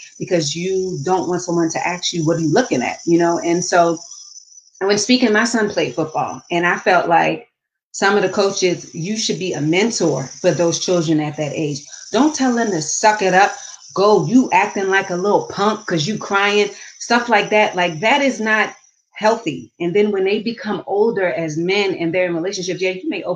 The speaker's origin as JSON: {"language": "English", "town": "Baltimore", "region": "Maryland", "country": "United States", "tie": "born or raised there", "also_born_or_lived": "the South", "moved": "yes", "said": "I grew up in Baltimore City"}